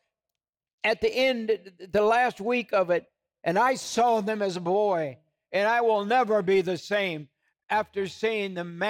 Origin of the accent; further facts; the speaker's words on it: United States; I grew up in the United States of America